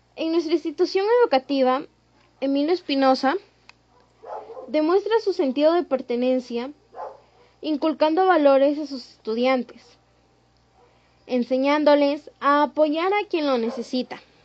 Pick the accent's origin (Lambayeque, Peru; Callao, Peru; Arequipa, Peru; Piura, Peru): Piura, Peru; Canchaque; tanto como canchaqueños, peruanos